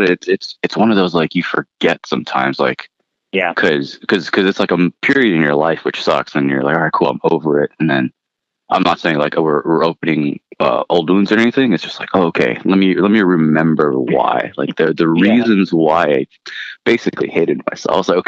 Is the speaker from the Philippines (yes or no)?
yes; Philippines; moved away; my family and I immigrated from the Philippines and then I'm a product of public school education